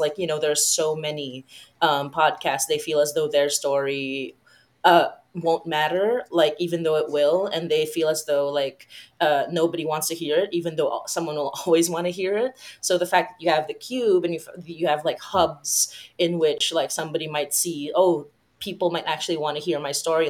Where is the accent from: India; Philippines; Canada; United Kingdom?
Philippines; I come from the Philippines, which is a Catholic